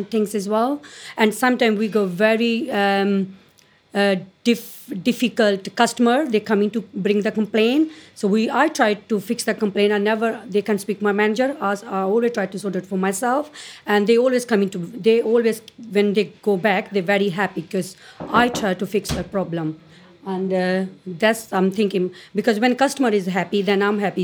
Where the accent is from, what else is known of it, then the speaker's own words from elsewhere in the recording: India; English is a second language; now in United Kingdom; I'm come from India